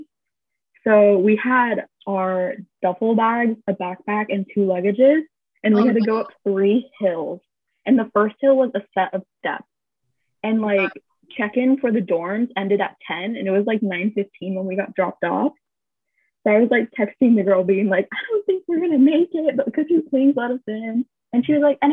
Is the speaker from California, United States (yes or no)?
yes; California, United States; moved away as an adult; now in South Korea; we're from California